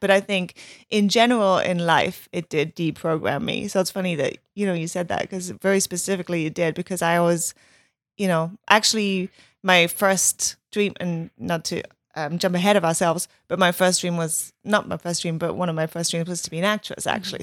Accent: Germany; moved away; growing up in Germany

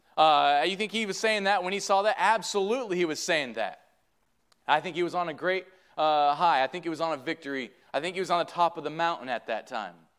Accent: Michigan, United States; I'm from Michigan

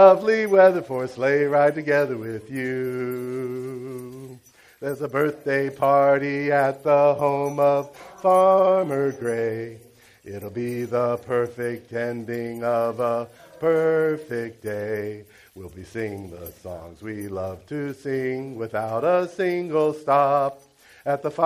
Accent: Cincinnati, Ohio, United States; moved away as an adult; now in China; I grew up in Cincinnati, Ohio

